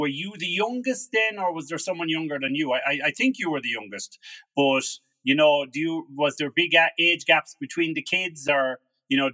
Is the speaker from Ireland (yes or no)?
yes; Carlow, Leinster, Ireland; also born or lived in Shillelagh, Wicklow; born in Carlow. My father is a Carlow man. And I was born at that time, we were living in shillelagh, but which is kind of on the border. I think shillelagh is in Wicklow.